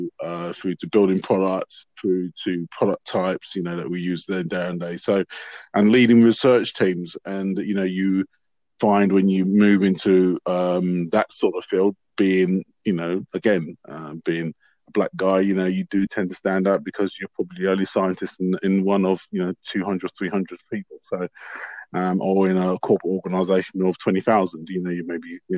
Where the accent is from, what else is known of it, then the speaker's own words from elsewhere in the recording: London, United Kingdom; I was born in London